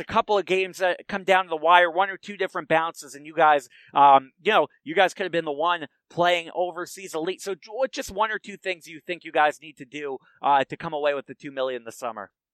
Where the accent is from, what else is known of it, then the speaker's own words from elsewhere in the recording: Stoughton, Massachusetts, United States; he's actually from my hometown and played for my high school.